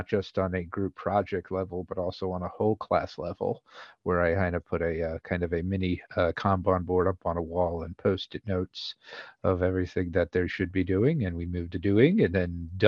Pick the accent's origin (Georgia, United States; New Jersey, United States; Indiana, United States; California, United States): New Jersey, United States; Somerset; also born or lived in Miami, Florida / Washington, D.C. / Maryland; now in Virginia, United States; I'm originally from Somerset, New Jersey, Exit 9